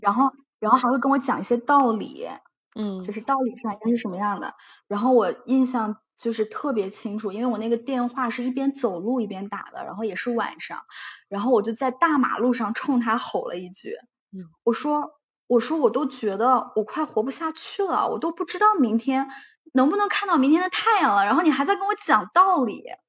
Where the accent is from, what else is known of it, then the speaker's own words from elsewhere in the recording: China; moved away; 因为我是一个中国人